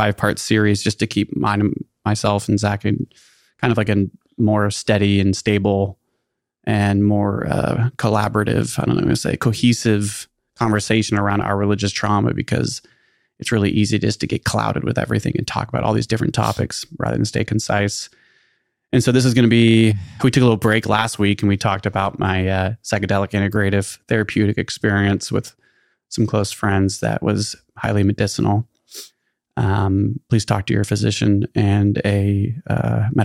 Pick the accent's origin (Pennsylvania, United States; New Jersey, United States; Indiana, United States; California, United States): California, United States; Northern; growing up in the Northern California Calvary Chapel Christian Church